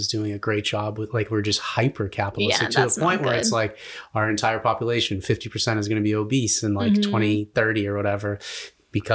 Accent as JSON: {"language": "English", "country": "United States", "said": "we come from America, which is like hyper capitalistic"}